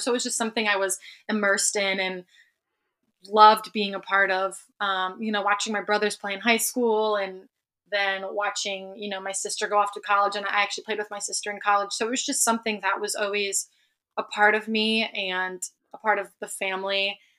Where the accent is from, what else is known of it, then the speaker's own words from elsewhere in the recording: Hudsonville, Michigan, United States; moved away as an adult; also born or lived in Seattle; I'm from the West Side